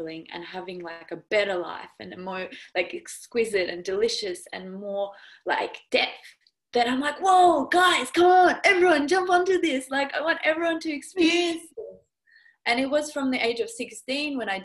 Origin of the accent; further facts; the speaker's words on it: Perth, Western Australia, Australia; accent: Aussie; also born or lived in Russia; now in Perth, Australia; I grew up half and half. So I moved to Perth when I was 8.